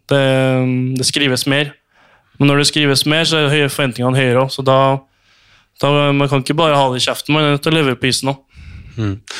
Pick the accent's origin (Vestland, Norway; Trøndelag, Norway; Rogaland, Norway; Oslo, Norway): Trøndelag, Norway; Trondheim; jeg som trønder